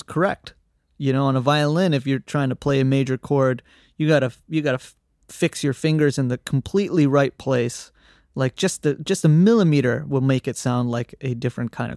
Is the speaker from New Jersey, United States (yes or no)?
no; Austin, Texas, United States; now in New York City, United States; I'm a musician from Austin, Texas, currently living in New York City